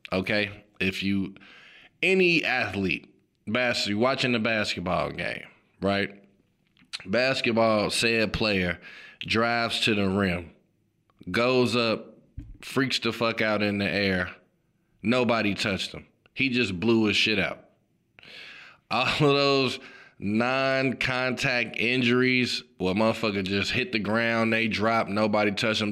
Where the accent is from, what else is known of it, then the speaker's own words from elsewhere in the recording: Chicago, Illinois, United States; I'm from Chicago, obviously, Chicago Bulls fan.